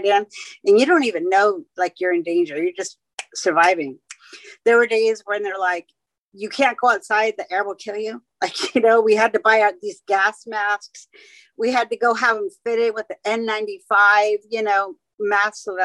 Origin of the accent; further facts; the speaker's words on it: San Francisco, California, United States; moved away; also born or lived in Hawaii; I was born and raised in San Francisco